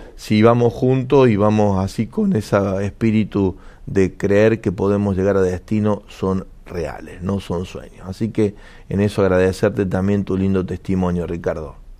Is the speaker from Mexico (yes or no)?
no; Argentina; como Argentina en particular